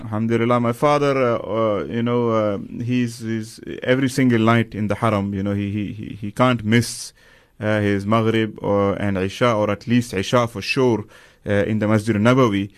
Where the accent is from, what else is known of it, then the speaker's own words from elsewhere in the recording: Medina, Medina Province, Saudi Arabia; moved away; I grew up in Medina